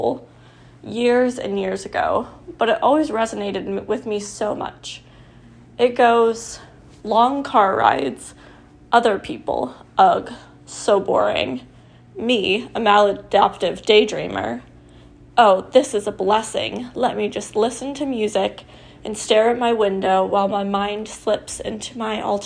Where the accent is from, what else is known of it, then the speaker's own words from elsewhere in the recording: Nebraska, United States; I went to college in my hometown in Nebraska